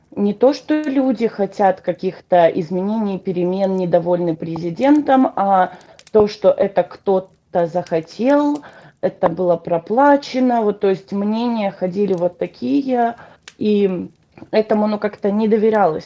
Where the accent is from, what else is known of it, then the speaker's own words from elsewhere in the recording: Donetsk Oblast, Ukraine; first language Russian; moved away as an adult; now in United States; Родилась я в Донецкой области, в таком маленьком городке, даже можно сказать маленьком поселке